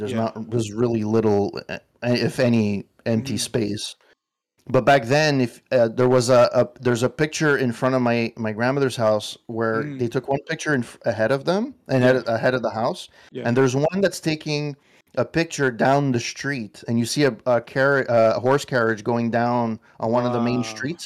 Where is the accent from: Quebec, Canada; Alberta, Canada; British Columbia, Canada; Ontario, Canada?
Quebec, Canada; Montreal; I'm half Italian, from Montreal, and half French Quebecer